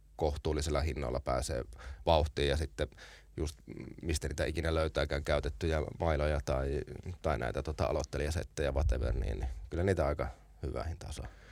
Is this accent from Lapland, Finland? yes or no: no; Oulu, North Ostrobothnia, Finland; meillä Oulussa silloin